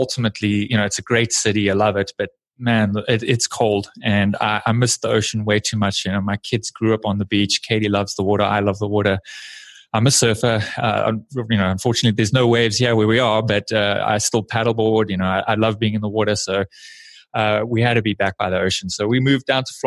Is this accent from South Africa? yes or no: yes; South Africa; moved away as an adult; now in United States; I was born and raised in South Africa.